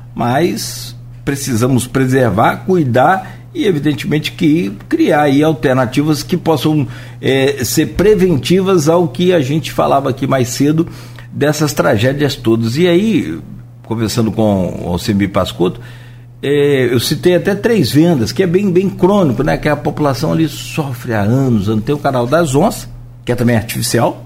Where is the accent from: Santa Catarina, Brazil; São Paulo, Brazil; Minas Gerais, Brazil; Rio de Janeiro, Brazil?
Rio de Janeiro, Brazil; Italva; moved away; eu sou de Italva